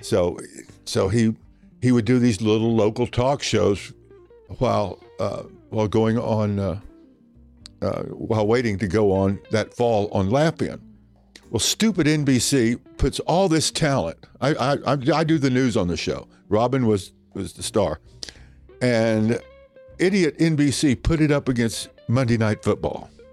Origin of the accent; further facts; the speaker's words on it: Oklahoma, United States; accent: Southern; moved away; I'm from Oklahoma.